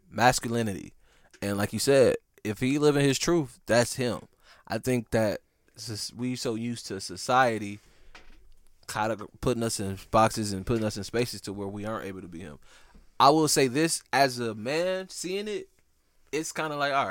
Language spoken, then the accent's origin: English; Midwest, United States; cuz I'm from the Midwest and it's different there.